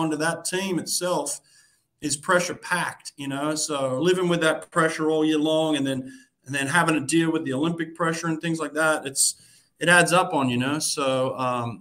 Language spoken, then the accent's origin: English; Australia; moved away as an adult; also born or lived in United States; now in Boston, United States